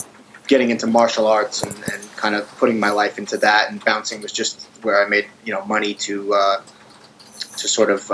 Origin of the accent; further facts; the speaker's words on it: Long Island, New York, United States; I grew up on Long Island